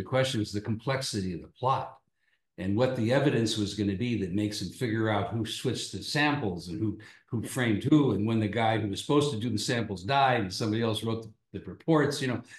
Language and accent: English; Chicago, Illinois, United States; from Chicago, which is almost an Irish city